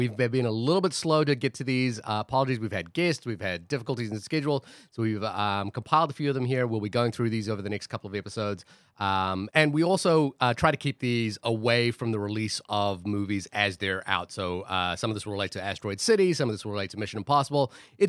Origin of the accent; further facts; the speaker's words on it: New Zealand; I'm New Zealander